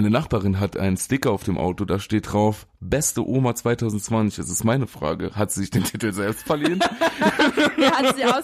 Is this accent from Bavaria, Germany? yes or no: no; Saarland, Germany; Stehst du, den da kann man sagen als Saarländer.